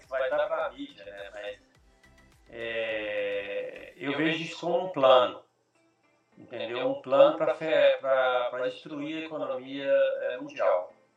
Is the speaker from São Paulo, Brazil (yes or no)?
no; Brasília, Federal District, Brazil; first language Portuguese; moved away as an adult; now in Australia; em Brasília